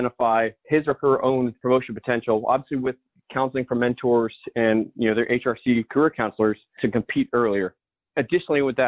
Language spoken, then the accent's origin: English; Spring Lake, North Carolina, United States; moved away as an adult; I grew up in a small town called Spring Lake, North Carolina.